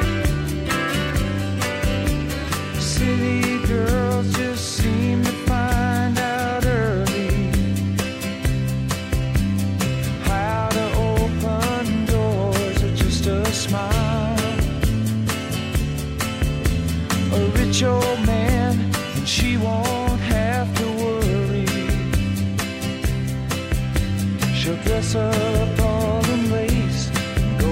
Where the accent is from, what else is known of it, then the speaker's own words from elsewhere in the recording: East Coast, United States; I grew up in the 80s on the East Coast